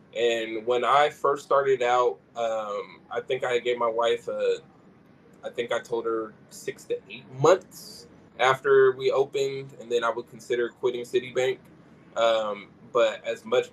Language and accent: English; Sacramento, California, United States; growing up in Sacramento